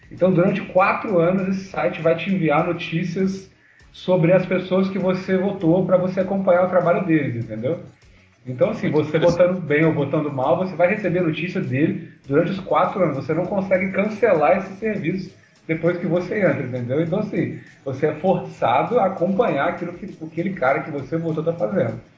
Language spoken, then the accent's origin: Portuguese; Rio de Janeiro, Brazil; Eu sou aqui do Rio